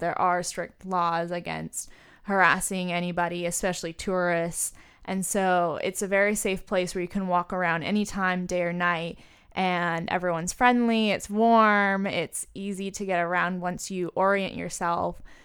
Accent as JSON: {"language": "English", "country": "United States", "said": "as an American citizen"}